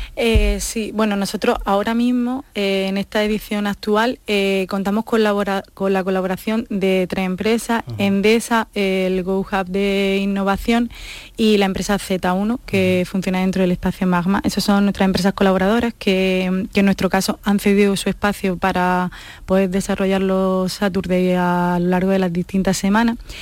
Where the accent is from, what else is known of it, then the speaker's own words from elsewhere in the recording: Almería, Andalusia, Spain; also born or lived in Granada; yo soy de Almería, aunque ah. estudié en Granada